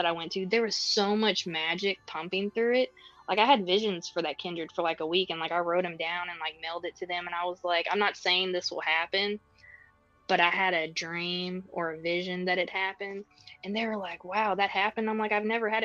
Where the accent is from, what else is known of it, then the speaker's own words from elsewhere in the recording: Texas, United States; I was born and raised in Texas.